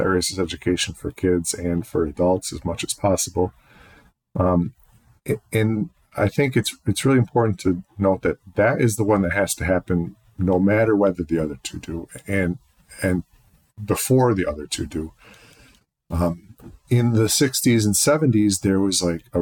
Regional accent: Penfield, New York, United States; I was raised in Penfield.

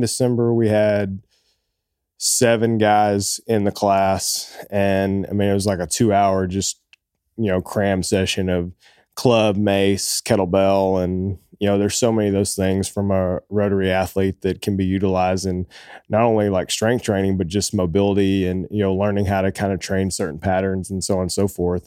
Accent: Oak Ridge, Tennessee, United States; also born or lived in Boston, Massachusetts; we grew up in East Tennessee, a small town called Oak Ridge, just outside of Knoxville, and I grew up there

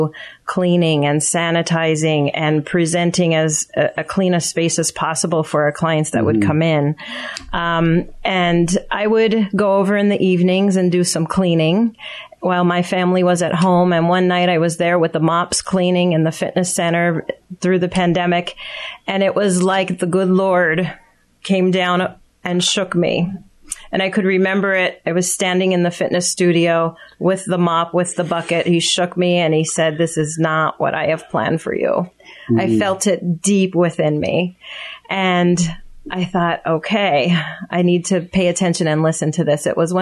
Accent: Pottsville, Pennsylvania, United States; moved away as an adult; now in Palmyra, United States; I grew up in Schuylkill County

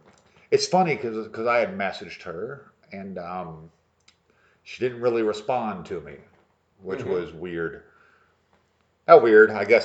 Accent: Natural Bridge, New York, United States; also born or lived in Frankfurt am Main, Germany; now in Tennessee, United States; I grew up in Natural Bridge in New York

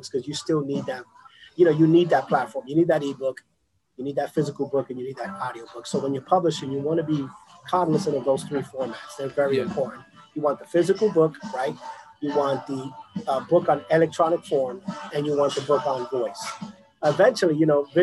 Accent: New York City, New York, United States; also born or lived in Boston; now in Florida, United States; I'm born and raised in the South Bronx.

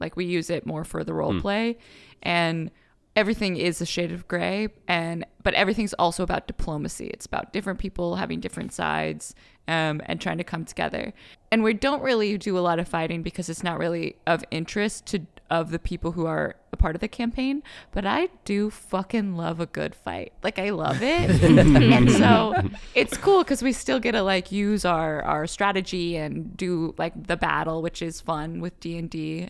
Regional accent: California, United States; I'm from California. I used to dance when I was younger, and I danced all through college.

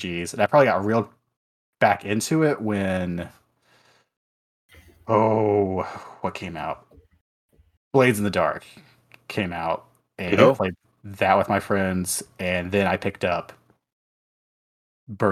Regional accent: West Virginia, United States; I grew up in West Virginia

